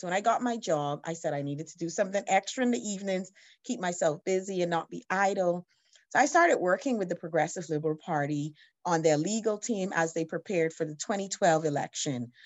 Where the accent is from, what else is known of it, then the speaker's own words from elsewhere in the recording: Atlanta, Georgia, United States; now in Bahamas; I'm from the Bahamas, but part of my education, I grew up in America. I lived in Atlanta, Georgia